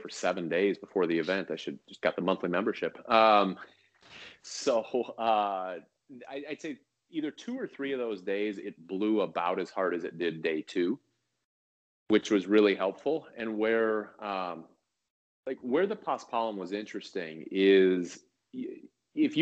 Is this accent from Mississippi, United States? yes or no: no; Chicago, Illinois, United States; also born or lived in Orlando; now in Northern California, United States; I grew up in Chicago